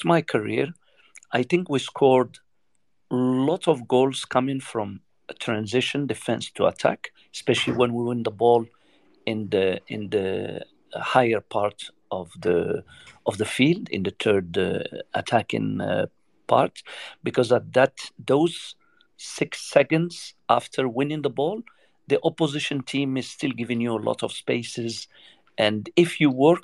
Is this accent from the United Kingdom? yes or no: no; Morocco; I'm from Morocco